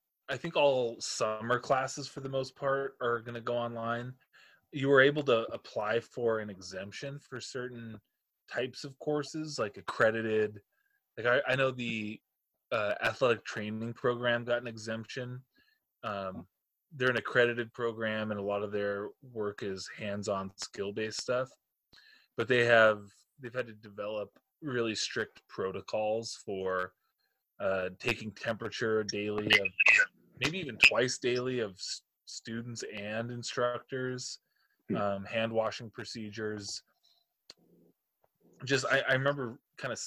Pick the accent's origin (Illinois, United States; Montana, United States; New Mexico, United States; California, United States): Montana, United States; Shelby; I'm from the Paris of the Highline, Shelby, Montana.